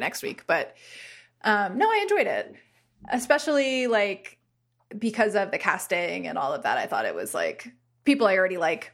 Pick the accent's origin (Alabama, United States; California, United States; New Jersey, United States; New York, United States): New Jersey, United States; Bergen County; I am from Bergen County.